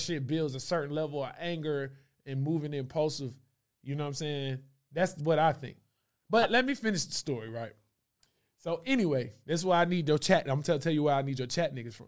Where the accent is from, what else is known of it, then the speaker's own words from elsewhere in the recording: Stone Mountain, Georgia, United States; I'm from Stone Mountain, Lithonia, right next to it